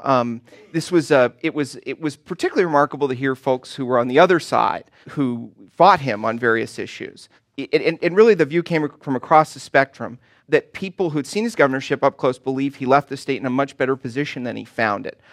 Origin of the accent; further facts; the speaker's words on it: Southern California, United States; moved away as an adult; I grew up in Southern California